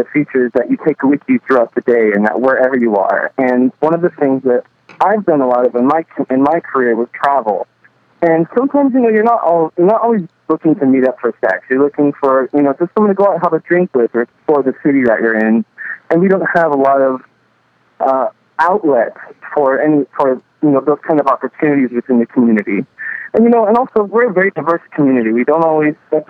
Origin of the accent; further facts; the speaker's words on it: Nebraska, United States; some kid like me growing up in Nebraska